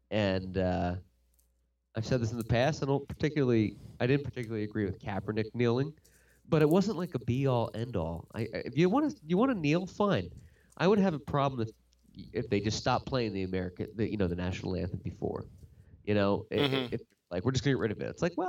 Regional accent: United States; as an American man

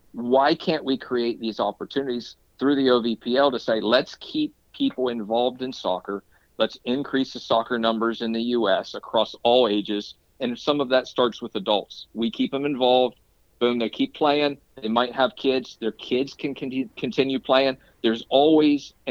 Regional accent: Zanesville, Ohio, United States; I actually helped start a league where I grew up near Zanesville, Ohio

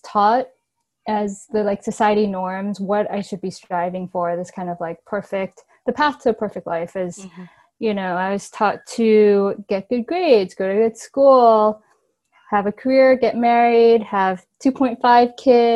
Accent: New York, United States; I grew up in New York and I live in New York City currently.

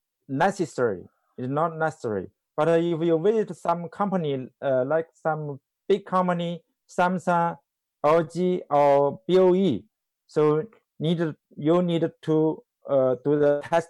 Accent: Hunan, China; English is a second language; now in Shanghai, China; Hunan Province.

